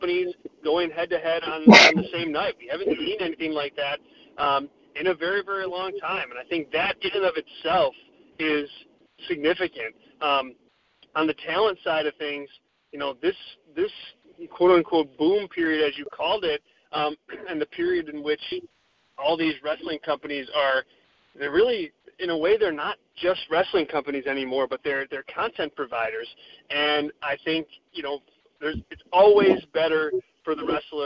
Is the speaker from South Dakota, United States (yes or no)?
no; Chicago, Illinois, United States; I'm from Chicago, and so we had the All Out show and then StarCast in my backyard here.